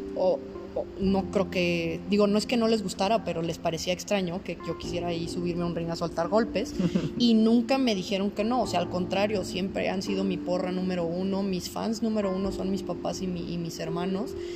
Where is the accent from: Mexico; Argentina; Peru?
Mexico; para ser mexicana es difícil